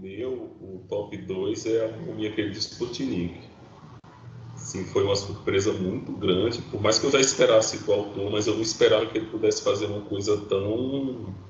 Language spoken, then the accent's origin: Portuguese; Northeast Region, Brazil; nós que somos do Nordeste